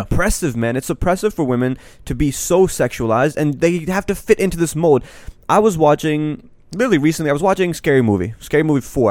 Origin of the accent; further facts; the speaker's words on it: Pakistan; now in United States; I'm Pakistani